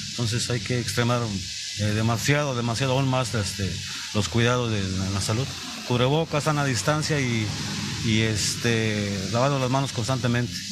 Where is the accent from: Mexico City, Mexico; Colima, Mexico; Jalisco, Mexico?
Colima, Mexico; Tecomán; desafortunadamente no soy de aquí, venimos de Tecomán, entonces no, no, no estoy enterado de la situación.